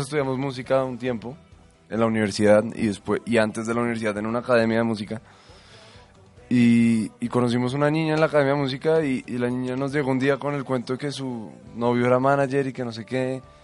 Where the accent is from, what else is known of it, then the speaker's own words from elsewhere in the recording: Bogotá, Colombia; accent: rolo; Pero nosotros no somos paisas, somos bogotanos